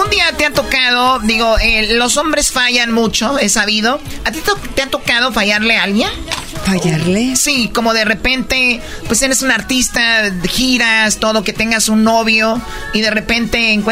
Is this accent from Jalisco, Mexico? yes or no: yes; Tepatitlán, Jalisco, Mexico; Yo de niña era escaramuza charra en Tepatitlán